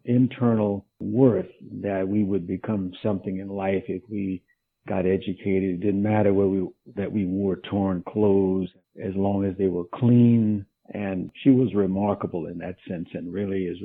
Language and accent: English; Jennings, Louisiana, United States; I was born in Jennings, Louisiana, which is in southwest Louisiana